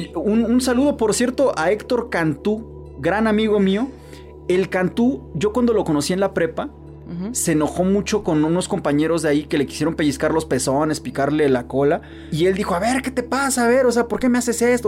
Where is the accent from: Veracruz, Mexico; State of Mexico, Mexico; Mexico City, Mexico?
Veracruz, Mexico; yo, por ejemplo, soy de Veracruz, que es un lugar muy alburero